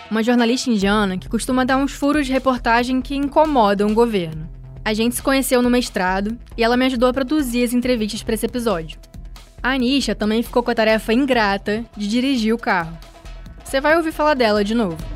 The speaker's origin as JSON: {"language": "Portuguese", "region": "Rio de Janeiro", "country": "Brazil", "said": "olha, que eu venho do Rio de Janeiro."}